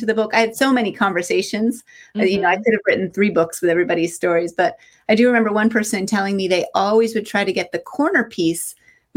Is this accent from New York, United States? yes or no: yes; Cooperstown, New York, United States; I grew up in upstate New York, Cooperstown, New York.